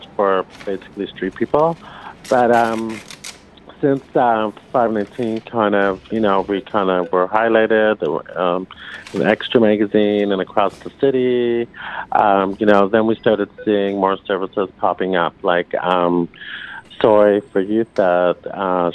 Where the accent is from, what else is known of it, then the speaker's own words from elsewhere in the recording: Toronto, Ontario, Canada; Born and raised in Toronto.